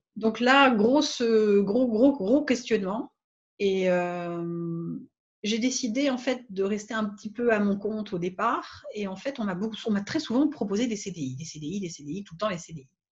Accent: France; moved away as an adult; also born or lived in Réunion / Guadeloupe / Nouméa, New Caledonia; je suis partie de France quand j'avais 20 ans à peu près

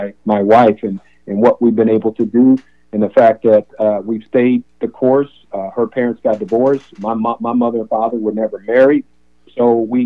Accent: Appalachia, United States; also born or lived in Kentucky / Ohio; growing up in poverty, but also when growing up around Appalachia

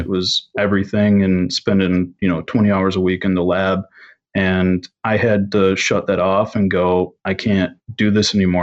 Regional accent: Michigan, United States; growing up in Michigan

